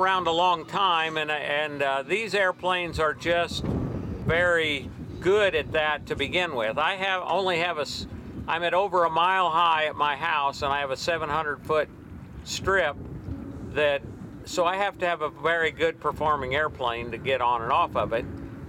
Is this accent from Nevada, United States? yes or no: yes; Elko, Nevada, United States; Elko, Nevada.